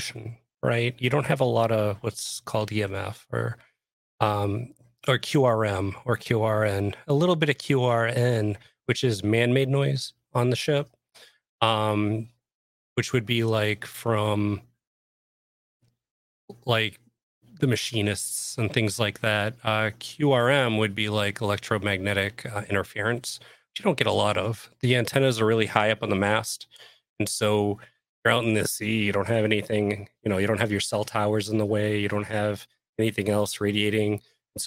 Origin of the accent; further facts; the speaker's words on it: Boston, Massachusetts, United States; I grew up in Boston